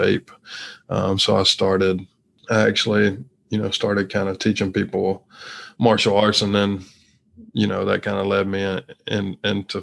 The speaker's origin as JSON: {"language": "English", "region": "Mississippi", "country": "United States", "also_born_or_lived": "Texas", "moved": "as an adult", "said": "I'm from Mississippi originally"}